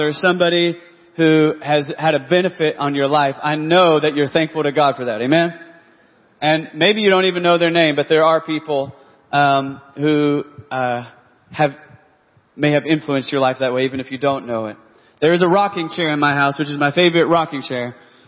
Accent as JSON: {"language": "English", "region": "Texas", "country": "United States", "moved": "yes", "lives_now": "Oklahoma City, United States", "said": "I was from Texas"}